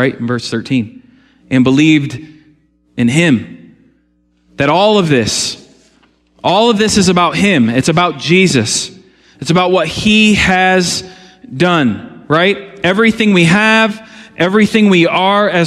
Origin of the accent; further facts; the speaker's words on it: United States; I love being American. I don't want to live anywhere else